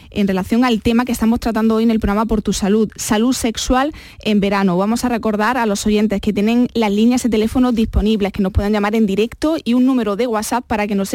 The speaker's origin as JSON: {"language": "Spanish", "town": "Seville", "region": "Andalusia", "country": "Spain", "said": "Soy … de Sevilla"}